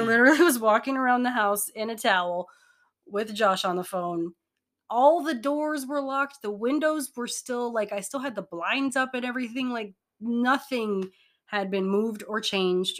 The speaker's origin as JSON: {"language": "English", "region": "Hawaii", "country": "United States", "moved": "yes", "said": "I'm from Hawaii."}